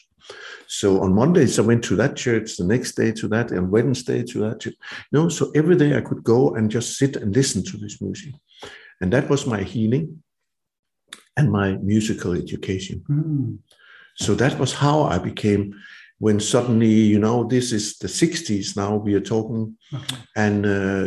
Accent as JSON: {"language": "English", "country": "Denmark", "tie": "born or raised there", "said": "I was roaming my hometown and the woods around it"}